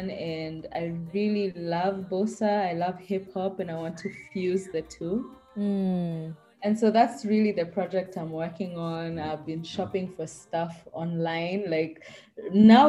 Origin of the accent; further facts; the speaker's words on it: Kenya; growing up in Kenya